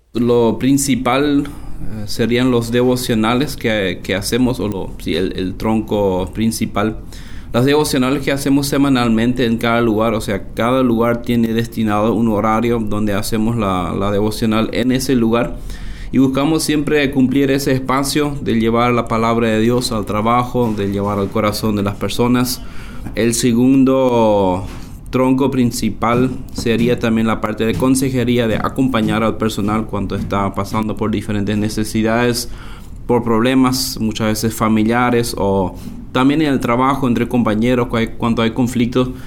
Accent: Loma Plata, Boquerón, Paraguay; crecí acá en la colonia hacia una aldea, eh, aunque todo prácticamente es aldea por acá, aunque la ciudad de Loma Plata

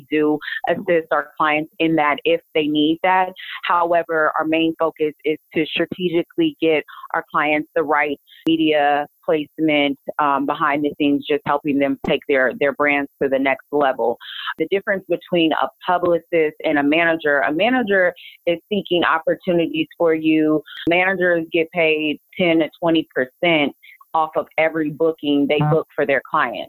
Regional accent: California, United States; I'm a hustler from the Bay Area.

